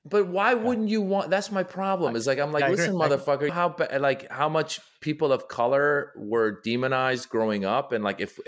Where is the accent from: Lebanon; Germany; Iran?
Iran; in my family, we come from Iran. Iran is a Shiite Muslim country.